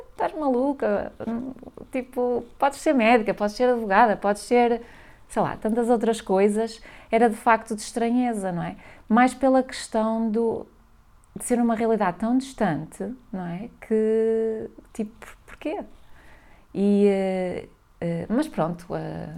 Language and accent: Portuguese; Valença, Norte, Portugal; moved away as an adult; also born or lived in London; eu sou de Valença do Minho, a minha pronúncia denuncia-me